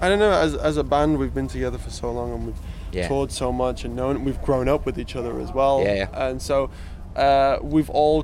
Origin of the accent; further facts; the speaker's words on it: Harrogate, Yorkshire and the Humber, United Kingdom; moved away as an adult; now in Leeds, United Kingdom; we're from Harrogate and grew up in Harrogate, but we all obviously live in Leeds now